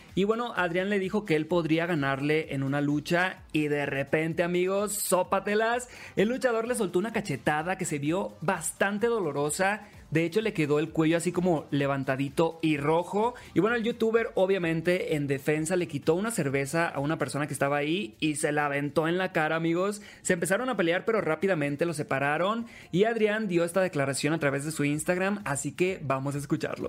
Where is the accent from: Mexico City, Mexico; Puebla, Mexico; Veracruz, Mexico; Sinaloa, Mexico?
Sinaloa, Mexico; Los Mochis; soy de Los Mochis, Sinaloa, soy locutor y TikToker